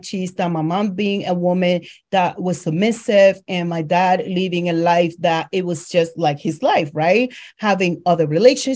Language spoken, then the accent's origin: English; Dominican Republic; moved away; I am originally from the Dominican Republic.